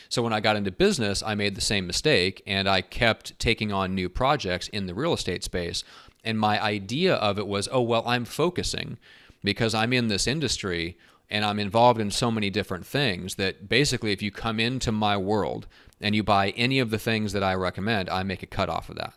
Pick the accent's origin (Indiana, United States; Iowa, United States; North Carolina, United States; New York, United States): Iowa, United States; moved away; actually grew up in Iowa, so I'm a Midwest guy